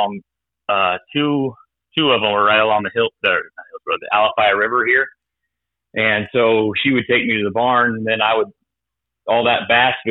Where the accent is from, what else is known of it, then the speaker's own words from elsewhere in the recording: Tampa, Florida, United States; also born or lived in Fort Myers, Florida; I was raised in the Tampa area. I moved here when I was about four or so.